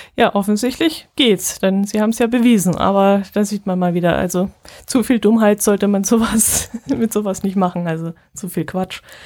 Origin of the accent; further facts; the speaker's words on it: Allgäu, Germany; hier unten